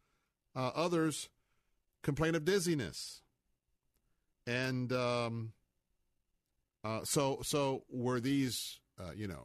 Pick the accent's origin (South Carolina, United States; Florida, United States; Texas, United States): Florida, United States; I'm a Florida cracker, born and raised here